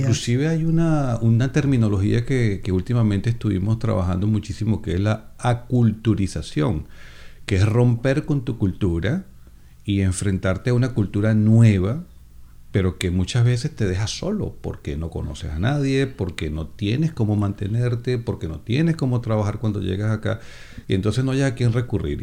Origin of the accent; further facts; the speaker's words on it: Venezuela; moved away; Tengo 56 años y pues, soy venezolano